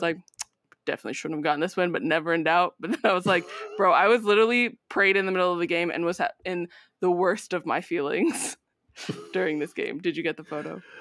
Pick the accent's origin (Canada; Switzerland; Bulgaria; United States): United States; born and raised in the United States